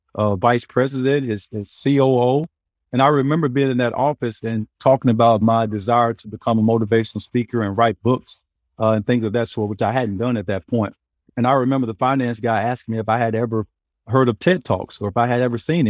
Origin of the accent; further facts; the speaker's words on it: hometown about an hour from Little Rock, Arkansas, United States; also born or lived in California; now in Florida, United States; from my hometown who played at Centenary. He was two years older than me. He actually left our town to go play in Little Rock about an hour away